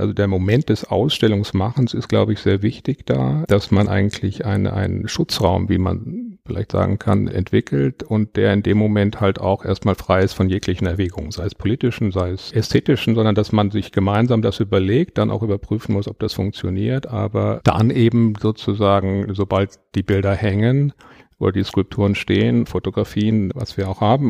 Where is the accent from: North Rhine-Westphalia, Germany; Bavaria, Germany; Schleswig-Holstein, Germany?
Bavaria, Germany; Würzburg; now in Munich, Germany; Ich bin in Würzburg geboren.